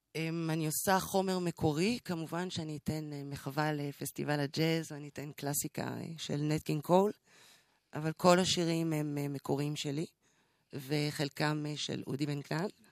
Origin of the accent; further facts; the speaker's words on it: Israel; also born or lived in Congo / Morocco; אני חצי ישראלית, חצי קונגולזית, רבע מרוקאית. אה, אני חיה פה מ-85, ישראלית לכל דבר